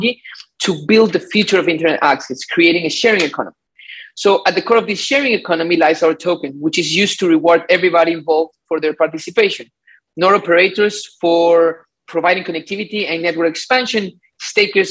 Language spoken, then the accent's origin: English; Ecuador; now in Miami, United States; I am from Ecuador, but I live in Miami